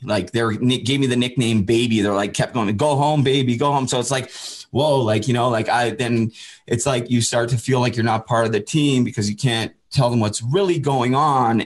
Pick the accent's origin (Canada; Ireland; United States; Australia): Canada; Port Coquitlam, British Columbia; I'm originally from Port Coquitlam. I always just say Vancouver because it's easier